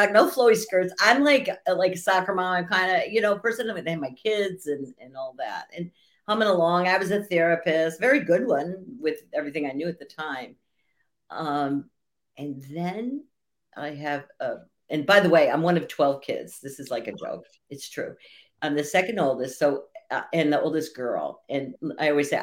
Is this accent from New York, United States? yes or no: no; New Jersey, United States; I was born in New Jersey